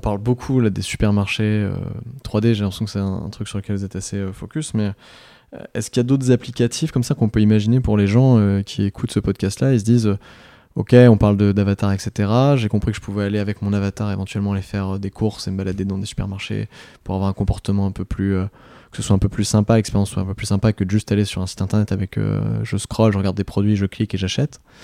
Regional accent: France; en tant que Français

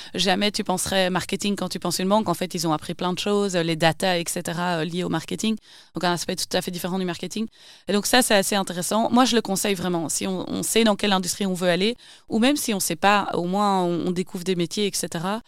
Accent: Wavre, Wallonia, Belgium; also born or lived in Brussels / Asia; j'ai grandi à Wavre, dans le Brabant Wallon

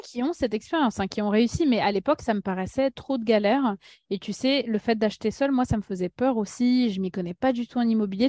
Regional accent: Paris, Île-de-France, France; French is a second language; also born or lived in Russia; je suis née en Russie, arrivée en France à l'âge de 5 ans avec euh, ma famille. Euh, j'étais la première à apprendre le français en tant que grande sœur, donc beaucoup de pression, moi, très jeune, que j'ai eue. Puis j'ai grandi à Paris

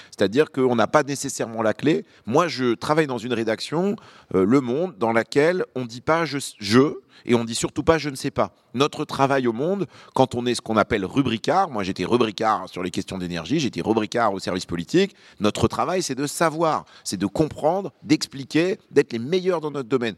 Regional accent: Lyon, Auvergne-Rhône-Alpes, France; also born or lived in Beirut, Lebanon; Je suis né à Beyrouth, au Liban, et j'ai grandi à Lyon, dans le Rhône.

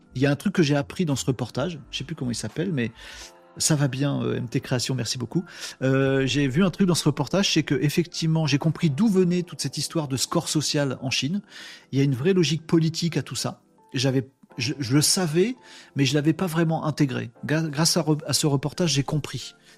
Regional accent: France; en tant que Français

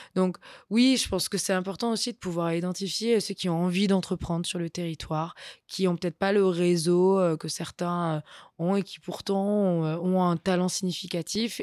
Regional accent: Nice, Provence-Alpes-Côte d'Azur, France; also born or lived in Brussels; je suis niçoise.

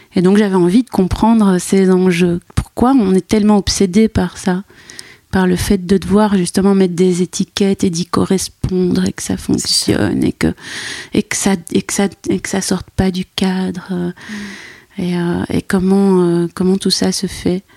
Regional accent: Brussels, Brussels-Capital Region, Belgium; j'ai grandi à Bruxelles convaincue que j'étais métisse

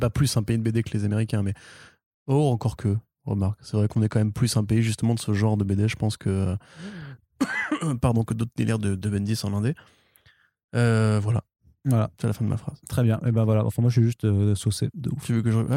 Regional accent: Italy; Mais je suis italien.

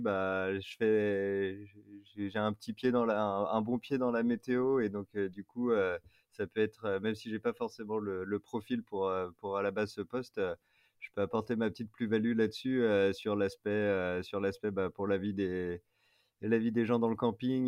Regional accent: Paris region, near Versailles, Île-de-France, France; moved away as an adult; also born or lived in Grenoble / Clermont-Ferrand; now in Fontainebleau, France; j'ai grandi en région parisienne, mais plus dans l'ouest euh, parisien, pas très loin de Versailles

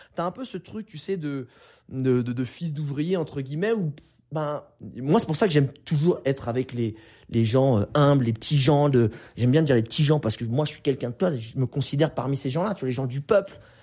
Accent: France; Je suis né en France, j'ai un passeport français

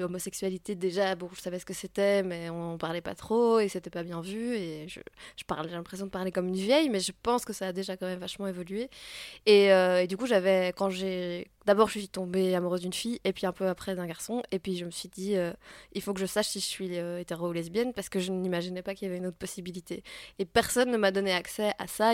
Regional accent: Belgium; je suis belge

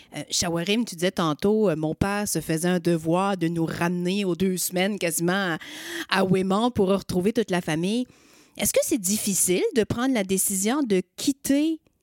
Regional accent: Magdalen Islands, Quebec, Canada; moved away as an adult; je suis acadienne, je viens des îles de la Madeleine.

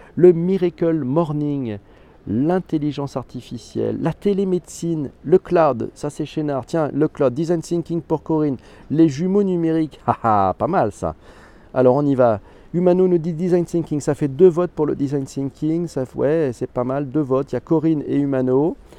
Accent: Corsica, France; chez moi en Corse

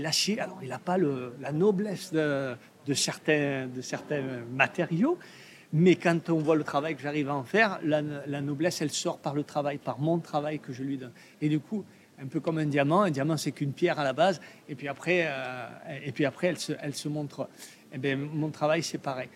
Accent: Provence-Alpes-Côte d'Azur, France; je viens de Provence, du sud de la France

